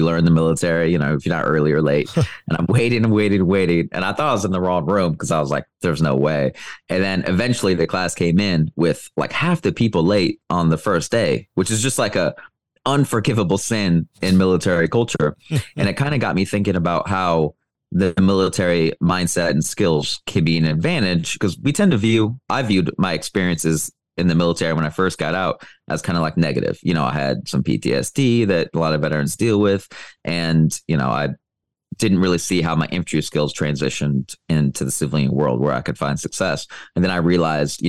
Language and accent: English; Iowa, United States; moved away as an adult; also born or lived in Thailand; now in Dominican Republic; even in my hometown in Iowa